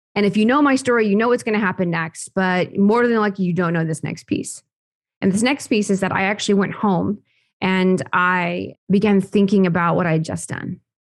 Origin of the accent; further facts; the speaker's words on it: Oklahoma, United States; born and raised on a farm, actually in Oklahoma.